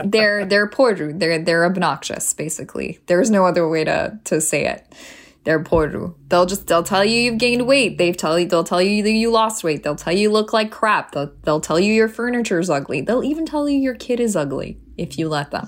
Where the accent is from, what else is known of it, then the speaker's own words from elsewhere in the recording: Toronto, Ontario, Canada; also born or lived in Iran; now in United States; growing up in Canada. Um, Toronto is a very multicultural city